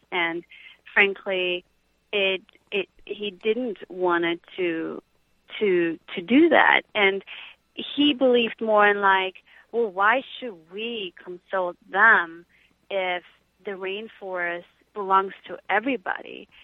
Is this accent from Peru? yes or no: yes; Peru; moved away; I was half Peruvian and I was raised in Peru